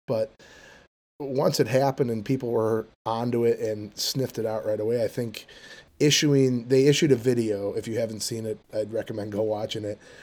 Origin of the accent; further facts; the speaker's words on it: Chicago, Illinois, United States; I'm from Chicago, Illinois